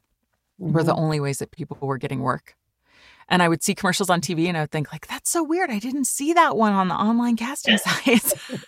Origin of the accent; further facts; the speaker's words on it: California, United States; also born or lived in Switzerland / Germany; I grew up in Switzerland for a little while because he was singing there, and in Germany. And then we moved to California when I was a kid.